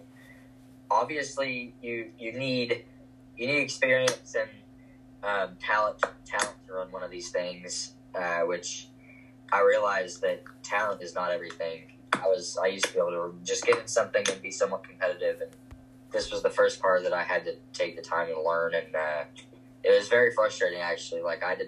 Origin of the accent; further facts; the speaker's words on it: Lubbock, Texas, United States; Lubbock, which is my hometown